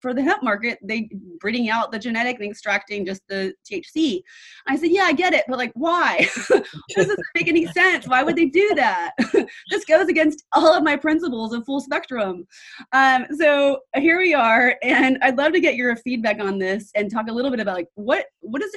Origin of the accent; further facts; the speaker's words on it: New York, United States; I'm from New York